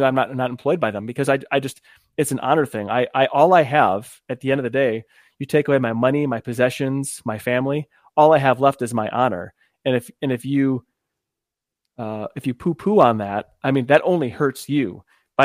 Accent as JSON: {"language": "English", "region": "Michigan", "country": "United States", "said": "I'm from another cold state called Michigan"}